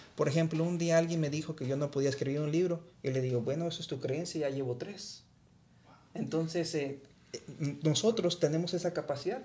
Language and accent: Spanish; Guanajuato, Mexico; moved away as an adult; now in United States; viajo regularmente a mi ciudad natal, la tierra Guanajuato